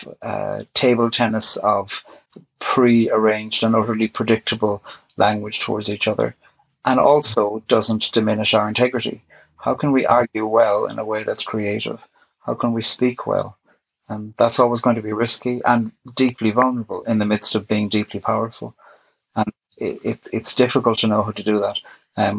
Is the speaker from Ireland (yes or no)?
yes; Ireland; I am Irish. I was brought up Catholic